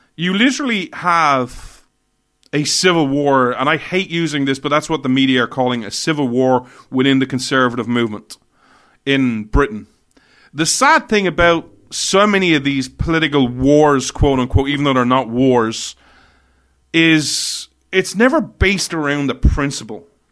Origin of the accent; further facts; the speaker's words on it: Ireland; I begrudgingly say I'm Irish, but technically I'm European